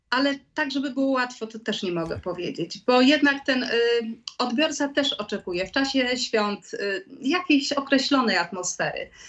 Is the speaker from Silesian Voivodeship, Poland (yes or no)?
no; Lublin, Lublin Voivodeship, Poland; moved away as an adult; now in Kraków, Poland; Urodziłam się w Lublinie. Mm, tam skończyłam szkoły, tam skończyłam szkołę muzyczną, tam skończyłam y, polonistykę